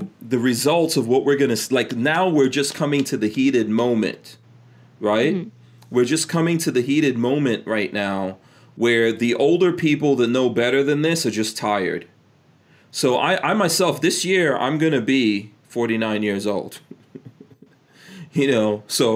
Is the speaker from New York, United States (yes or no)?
yes; New York City, New York, United States; now in Gainesville, United States; I grew up in New York City when it was like all crack